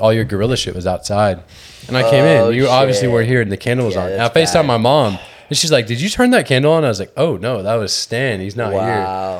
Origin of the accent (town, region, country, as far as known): Georgia, United States; born or raised there; now in Houston, United States